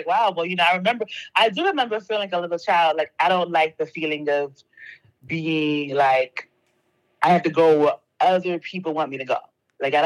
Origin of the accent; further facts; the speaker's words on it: Philadelphia, Pennsylvania, United States; moved away as an adult; also born or lived in New York / Paris, France / Bogotá, Colombia / Montreal, Canada; I'm from Philadelphia, I'm from North Philadelphia to be exact